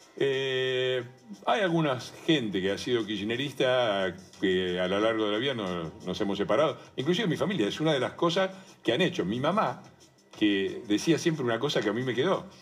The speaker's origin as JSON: {"language": "Spanish", "town": "Avellaneda", "region": "Buenos Aires Province", "country": "Argentina", "tie": "born or raised there", "moved": "yes", "said": "Mi, historia empieza en Avellaneda, en Piñeiro, en un barrio obrero. Eh, éramos siete primos hermanos"}